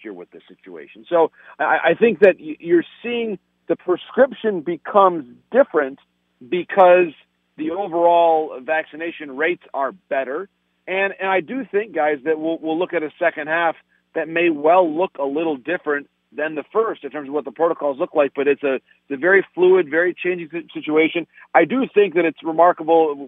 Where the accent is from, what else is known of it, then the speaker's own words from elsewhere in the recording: Michigan, United States; my home state of Michigan